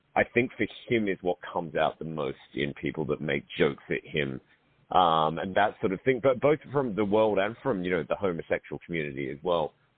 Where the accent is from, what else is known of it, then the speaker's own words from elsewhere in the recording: Australia; accent: Australian; now in London, United Kingdom; I'm an Australian based in London